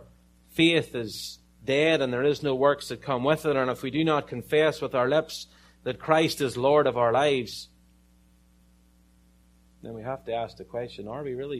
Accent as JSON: {"language": "English", "country": "Ireland", "said": "I'm from Ireland"}